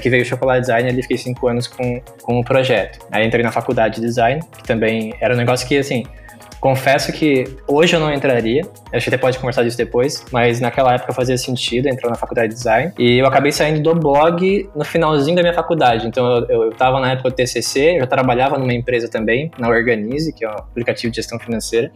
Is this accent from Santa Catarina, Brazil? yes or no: yes; a town neighbouring Criciúma, southern Santa Catarina, Brazil; eu sou natural de Saara, que é uma vizinha de Criciúma, que é onde eu moro hoje, né? Aqui no sul de Santa Catarina